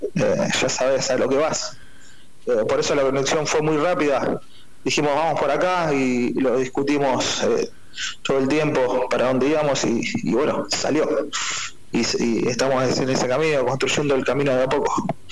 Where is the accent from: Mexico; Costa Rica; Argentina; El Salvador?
Argentina; Rosario, Santa Fe; aquí en la ciudad de Rosario, somos argentinos, somos rosarinos